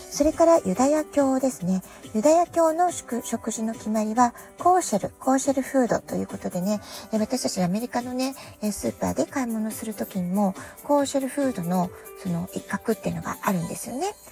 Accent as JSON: {"language": "Japanese", "country": "Japan", "moved": "yes", "lives_now": "United States"}